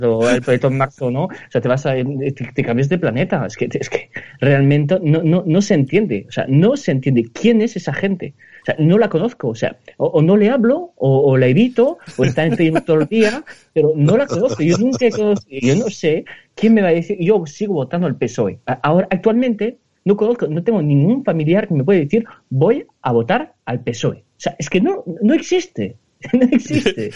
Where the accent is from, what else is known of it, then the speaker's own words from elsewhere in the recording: Spain; somos españoles